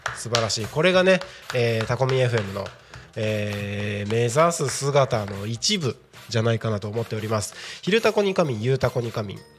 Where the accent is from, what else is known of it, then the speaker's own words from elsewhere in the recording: Takko, Aomori, Japan; moved away; 自分の生まれ育った青森県田子町